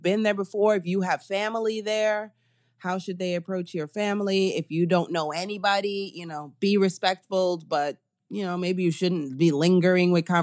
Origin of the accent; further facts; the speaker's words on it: New York, United States; as a New Yorker